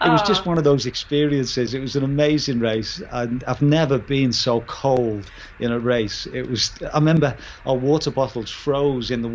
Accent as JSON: {"language": "English", "town": "Liverpool", "region": "North West England", "country": "United Kingdom", "moved": "yes", "said": "I'm from Liverpool originally"}